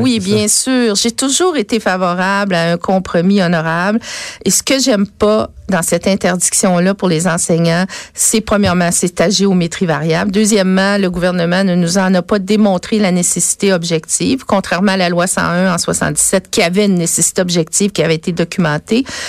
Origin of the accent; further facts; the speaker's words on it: Quebec, Canada; je suis une vraie québécoise